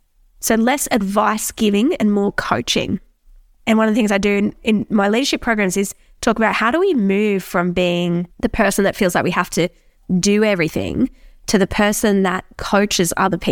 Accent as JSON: {"language": "English", "region": "New South Wales", "country": "Australia", "said": "I'm from New South Wales, so we're into rugby league over here."}